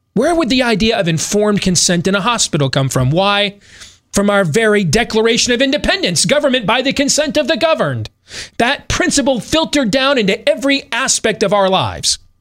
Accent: United States; I'm not British, I'm an American

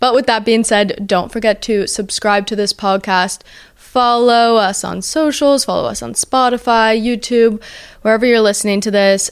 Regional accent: New Jersey, United States; I'm from Jersey

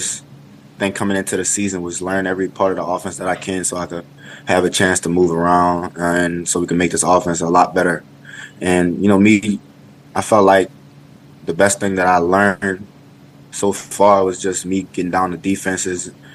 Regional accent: Louisiana, United States; moved away; it was my hometown

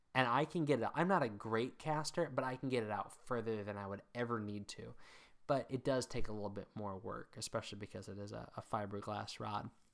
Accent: Mid-Atlantic, United States; also born or lived in Northern Virginia / Maryland / south central Pennsylvania; now in New England, United States; I grew up in the mid Atlantic

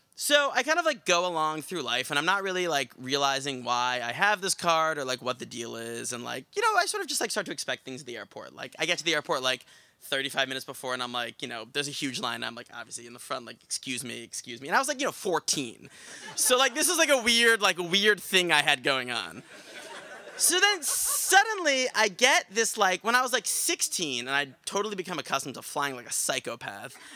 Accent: Westchester, New York, United States; I grew up in Westchester

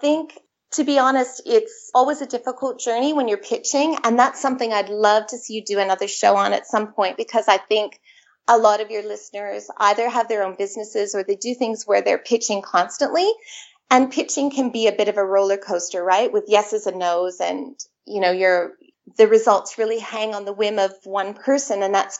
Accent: Canada; accent: Canadian; moved away as an adult; now in Sydney, Australia; I'm actually Canadian, as you can tell from my accent. I have two Australian teenage boys who sound very Aussie, but I've been here in Australia for 20 years. I immigrated 20 years ago.

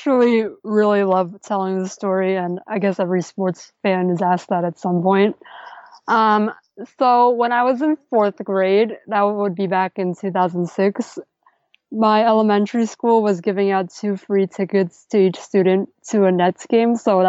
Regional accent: New York City, New York, United States; since I grew up in Brooklyn and New York

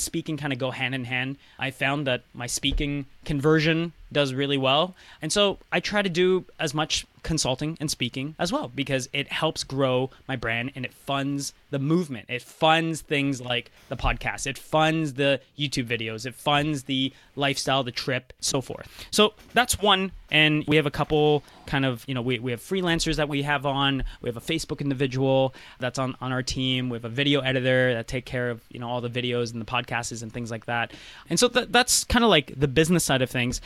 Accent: Maryland, United States; now in Toronto, Canada; I went to high school in the U.S., and I grew up in Maryland.

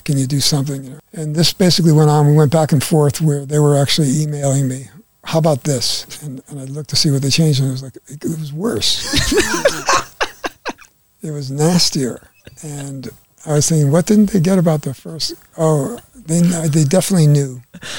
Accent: Connecticut, United States; growing up in Connecticut

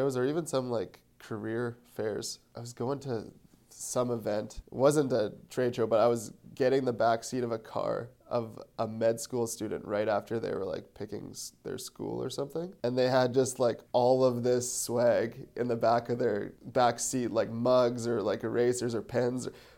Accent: Winnipeg, Manitoba, Canada; I'm from Winnipeg

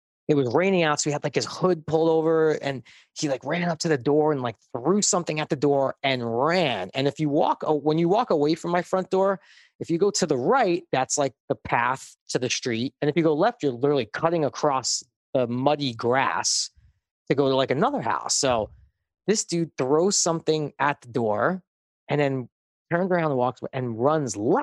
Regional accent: New York City, New York, United States; moved away; I grew up in Brooklyn.

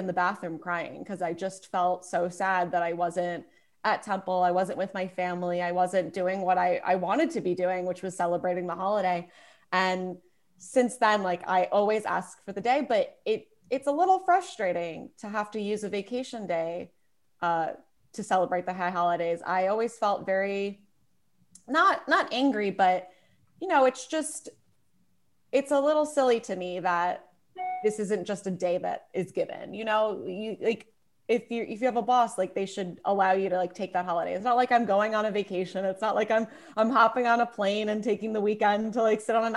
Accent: New York City, New York, United States; I grew up in Brooklyn, so at least for, you know, school and even college, I went to Brooklyn College.

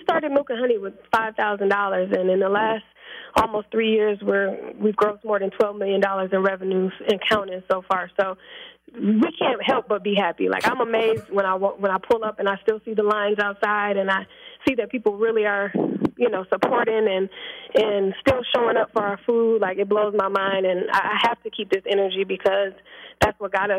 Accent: Milwaukee, Wisconsin, United States; I'm from Milwaukee, Wisconsin, teenage mother.

